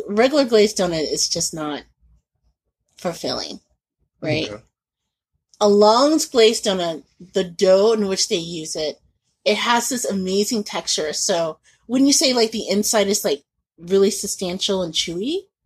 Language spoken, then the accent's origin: English; Indianapolis, Indiana, United States; moved away; growing up in Indianapolis